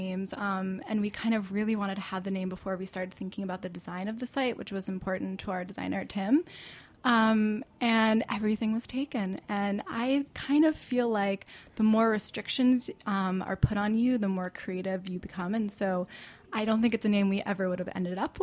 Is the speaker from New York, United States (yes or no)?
yes; Hastings-on-Hudson, New York, United States; I grew up in Westchester in Hastings on Hudson